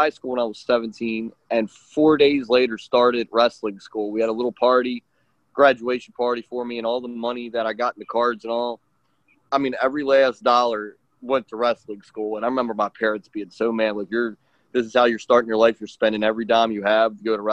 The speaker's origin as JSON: {"language": "English", "town": "Baltimore", "region": "Maryland", "country": "United States", "tie": "born or raised there", "said": "I grew up in Baltimore, Maryland, in the United States"}